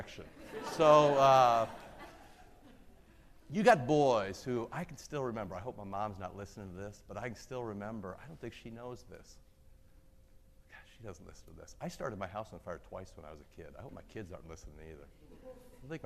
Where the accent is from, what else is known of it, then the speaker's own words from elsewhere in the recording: Iowa, United States; I moved into the city in fifth grade, so I was pre-fifth grade. But, you know, I grew up in Iowa